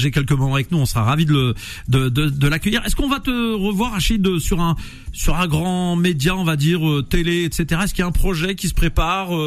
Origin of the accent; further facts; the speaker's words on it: Thiais, Île-de-France, France; moi je suis de Thiers.